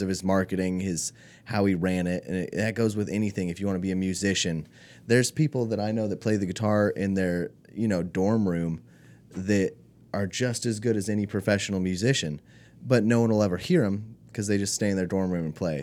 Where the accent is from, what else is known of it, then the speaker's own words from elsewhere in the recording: California, United States; moved away; also born or lived in Alaska / Spain; I'm mostly from California